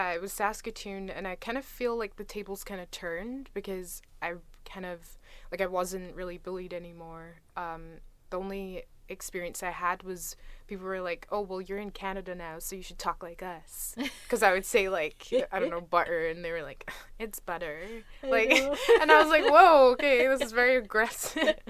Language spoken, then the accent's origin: English; Scotland, United Kingdom; people were like, oh, you're Scottish? Like, I'm Scottish.